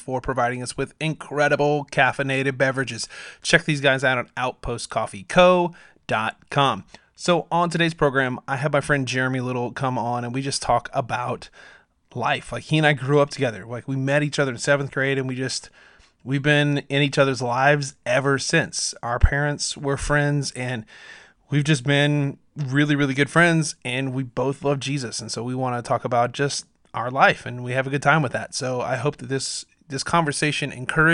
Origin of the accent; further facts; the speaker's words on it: Douglas, Wyoming, United States; moved away; I'm from Wyoming